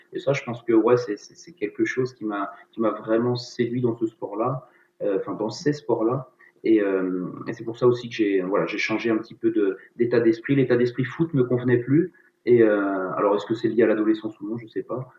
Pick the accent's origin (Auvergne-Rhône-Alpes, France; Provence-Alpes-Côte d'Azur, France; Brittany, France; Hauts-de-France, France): Brittany, France; je suis breton